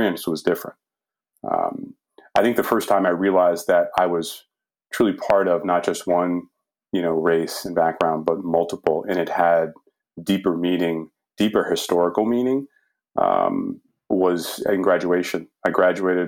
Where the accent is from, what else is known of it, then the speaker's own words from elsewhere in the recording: Lynn, Massachusetts, United States; I grew up in Lynn, Mass, very diverse community